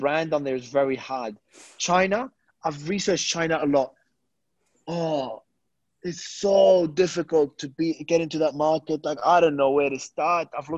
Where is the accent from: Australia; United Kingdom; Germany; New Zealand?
Australia; moved away as an adult; also born or lived in Lebanon; now in Dubai, United Arab Emirates; I was born in Lebanon and I migrated as a kid. So I've lived in Australia all my life.